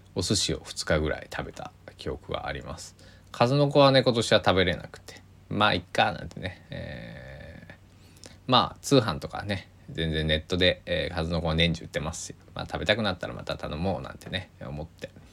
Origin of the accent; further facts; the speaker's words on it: Kochi, Japan; now in Takamatsu, Japan; 僕の地元高知も大雪が降ってなかなか、えー、地元は大変だったみんな大変だったみたいなんですけどあの香川は全然降らなくて、まあ、僕が住んでいる高松市なんか特にね